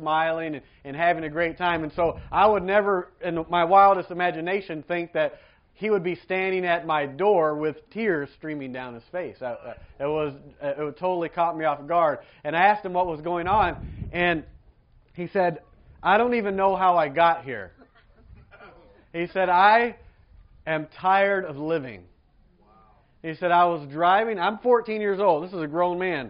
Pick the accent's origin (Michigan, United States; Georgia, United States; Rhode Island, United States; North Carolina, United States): Georgia, United States; moved away; I grew up in Georgia, in America